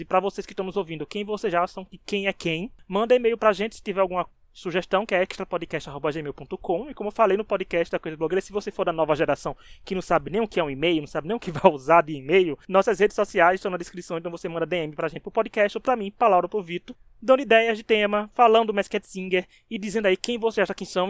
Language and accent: Portuguese; Paraíba, Brazil; sou paraibano